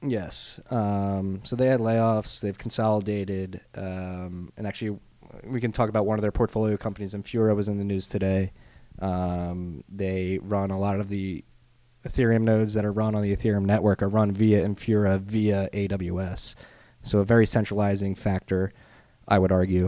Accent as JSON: {"language": "English", "country": "United States"}